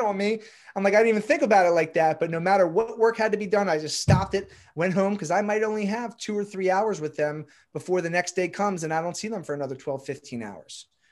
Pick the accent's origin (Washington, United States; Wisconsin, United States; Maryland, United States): Maryland, United States; Pikesville; So, from Baltimore, Maryland, grew up in, like, the Jewish suburbs here in Pikesville.